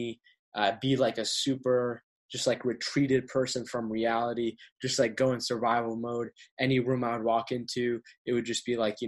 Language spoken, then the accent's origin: English; Westminster, Massachusetts, United States; also born or lived in Boston, Massachusetts / Cambridge, Massachusetts; So, I was born in Boston, Cambridge, Massachusetts, capital of the state. Ended up moving to a smaller town called Westminster out in Western Massachusetts